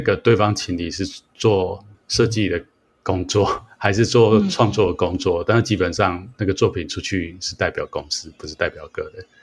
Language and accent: Chinese; Taiwan; 我们在台湾长大